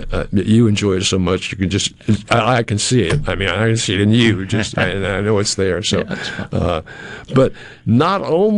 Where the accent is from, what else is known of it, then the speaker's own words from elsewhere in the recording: New England, United States; I grew up in New England